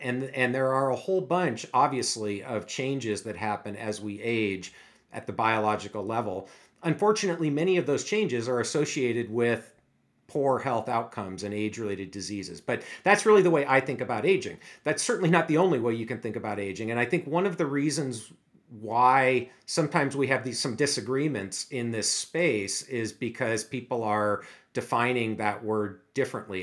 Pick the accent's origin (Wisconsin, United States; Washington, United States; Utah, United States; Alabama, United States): Washington, United States; Seattle; also born or lived in Erie, Pennsylvania; I grew up in the Seattle area, actually not too far from the University of Washington